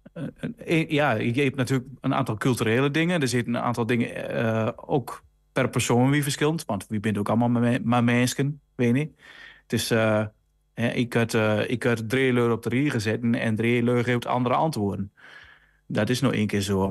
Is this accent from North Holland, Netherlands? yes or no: no; Rijssen, Overijssel, Netherlands; Ik kom dan uit Riesen, is ook Twente